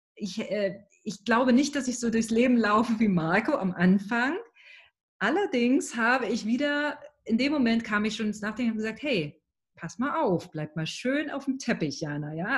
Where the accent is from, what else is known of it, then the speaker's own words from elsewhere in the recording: East Germany, Germany; bin ich in einer klassischen Arbeitnehmerfamilie groß geworden im Osten von Deutschland